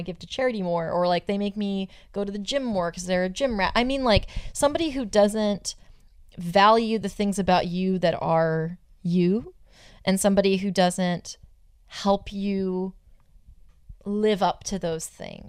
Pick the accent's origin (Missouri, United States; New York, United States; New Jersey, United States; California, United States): California, United States; Southern; I'm from Southern California.